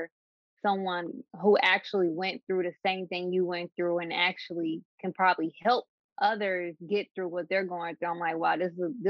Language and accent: English; Dayton, Ohio, United States; I am from Dayton, Ohio